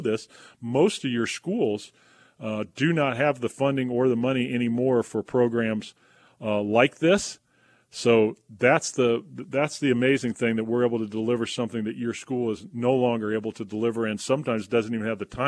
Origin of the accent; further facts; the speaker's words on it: Wilmington, North Carolina, United States; Camp Lejeune, which is north of my hometown in Wilmington, North Carolina